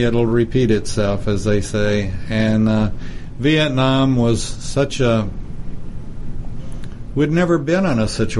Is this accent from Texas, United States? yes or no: yes; Texas, United States; born or raised there